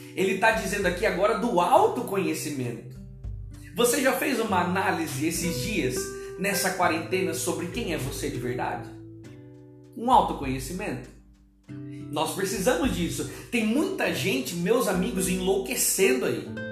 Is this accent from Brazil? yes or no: yes; interior of São Paulo, Brazil; moved away as an adult; also born or lived in Bahia / Pernambuco; now in Pará, Brazil; eu venho do interior de São Paulo